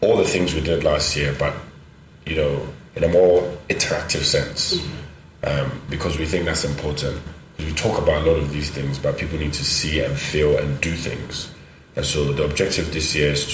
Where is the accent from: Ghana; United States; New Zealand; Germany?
Ghana; our culture in Ghana, very conservative.